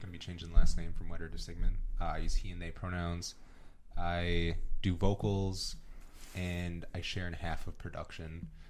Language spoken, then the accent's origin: English; Oconomowoc, Wisconsin, United States; also born or lived in Brookfield, Wisconsin / Milwaukee, Wisconsin; I'm from Oconomowoc originally. So okay. I grew up there. And then during middle school and high school, I was in Brookfield.